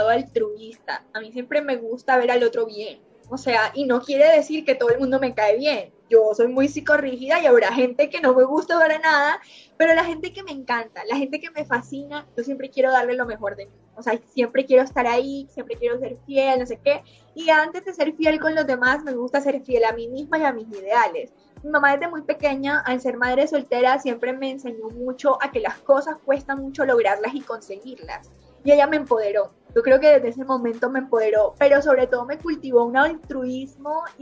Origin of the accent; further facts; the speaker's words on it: Montelíbano, Córdoba, Colombia; also born or lived in Barranquilla / Medellín; Y bueno, nací en Montería, Córdoba, crecí en Montelíbano, Córdoba, viví mucho tiempo en Barranquilla, cuatro años